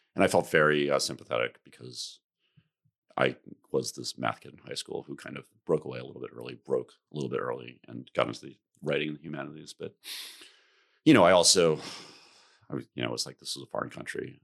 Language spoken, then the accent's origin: English; New York area, United States; I, I grew up in the New York area. I went to school in the city.